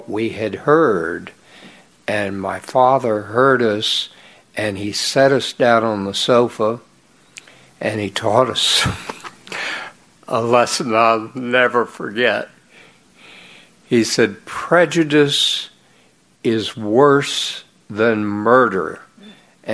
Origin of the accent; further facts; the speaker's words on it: Laredo, Texas, United States; I was born in Laredo, Texas, on the border to Mexico, and I grew up in a population that was 98% Mexican and just 2% Anglo